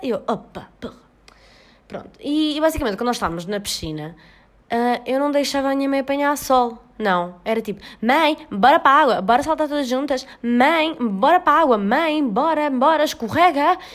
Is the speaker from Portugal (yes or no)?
yes; Portugal; eu ia voltar para o meu país de origem